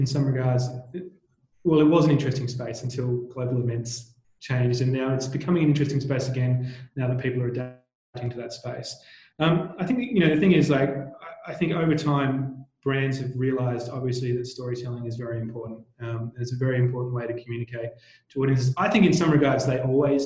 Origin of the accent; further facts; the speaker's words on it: Tasmania, Australia; moved away; I actually grew up in Tasmania, you know, a small island down the bottom of Australia